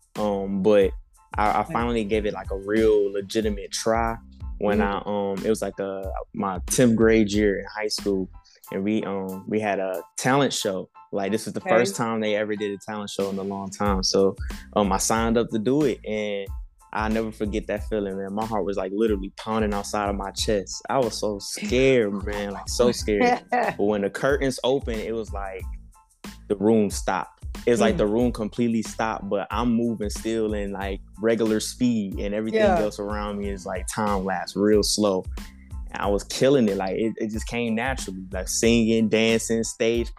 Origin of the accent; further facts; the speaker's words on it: Detroit, Michigan, United States; And I grew up in Detroit. I'm all the way from Detroit